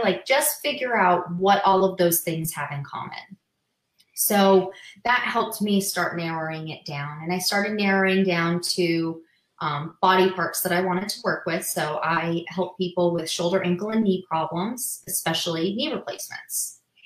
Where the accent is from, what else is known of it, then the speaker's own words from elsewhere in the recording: Massachusetts, United States; moved away as an adult; now in Las Vegas, United States; I'm originally from Massachusetts